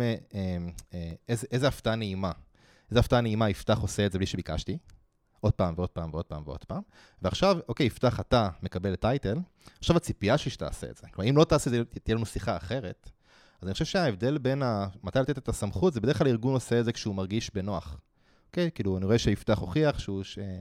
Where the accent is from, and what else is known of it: Israel